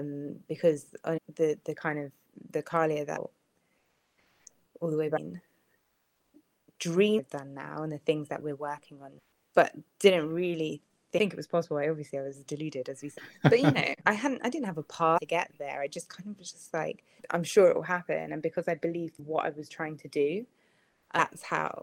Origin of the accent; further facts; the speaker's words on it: Jamaica; I'm Jamaican.